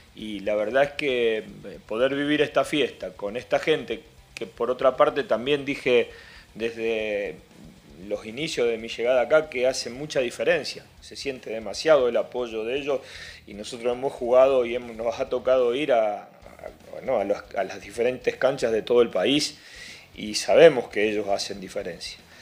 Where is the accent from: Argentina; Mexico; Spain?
Argentina; moved away; Yo soy argentino